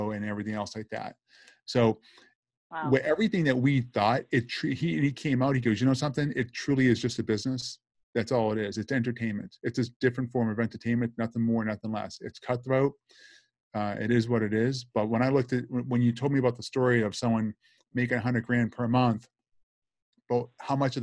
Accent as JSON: {"language": "English", "town": "Boston", "region": "Massachusetts", "country": "United States", "accent": "Boston", "moved": "yes", "lives_now": "Boca Raton, United States", "said": "I'm from Brighton, Massachusetts originally"}